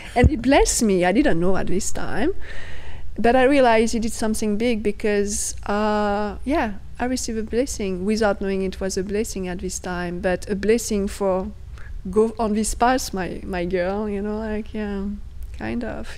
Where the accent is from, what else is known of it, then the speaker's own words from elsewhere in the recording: outside Paris, near Chartres, Centre-Val de Loire, France; English is a second language; moved away; also born or lived in Afghanistan; I was born outside Paris.